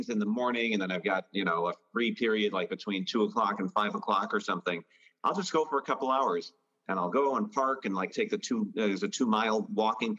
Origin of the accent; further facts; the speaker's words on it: Creve Coeur, Missouri, United States; moved away as an adult; also born or lived in St. Louis, Missouri; now in Florida, United States; I grew up in Creve Coeur